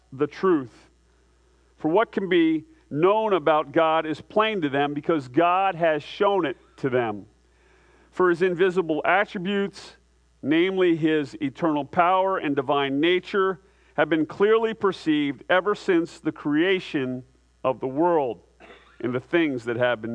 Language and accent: English; United States; I'm an American